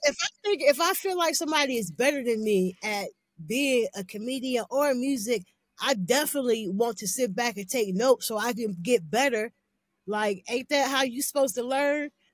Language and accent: English; Canton, Ohio, United States; also born or lived in Cleveland; I'm from Canton, but I'm always in Cleveland.